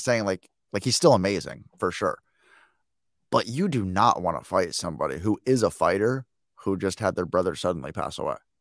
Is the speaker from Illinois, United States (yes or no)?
yes; Chicago, Illinois, United States; I'm from Chicago